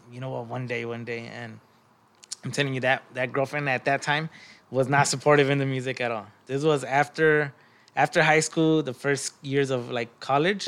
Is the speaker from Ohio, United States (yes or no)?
no; Long Beach, California, United States; I'm from Long Beach